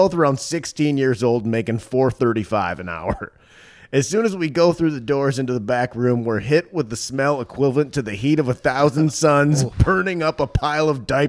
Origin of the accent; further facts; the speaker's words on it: Pennsylvania, United States; I grew up in Pennsylvania and worked at a grocery store for 4 years during high school.